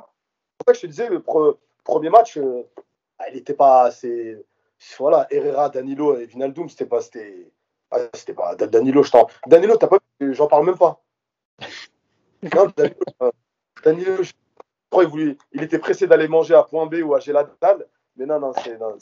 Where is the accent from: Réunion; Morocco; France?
Morocco; je suis marocain